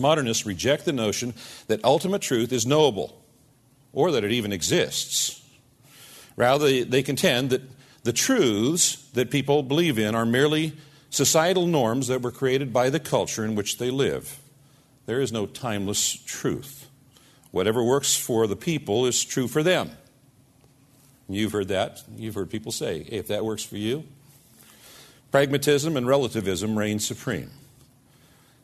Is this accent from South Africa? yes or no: no; United States; us as American Christians